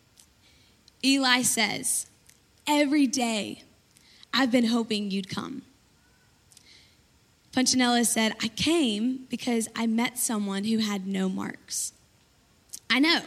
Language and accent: English; Birmingham, Alabama, United States; I'm from Birmingham, Alabama